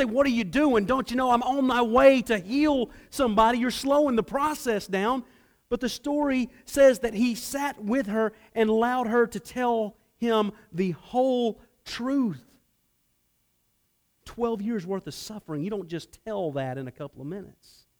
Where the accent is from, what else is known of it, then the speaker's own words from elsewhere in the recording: Atlanta, Georgia, United States; I grew up in Atlanta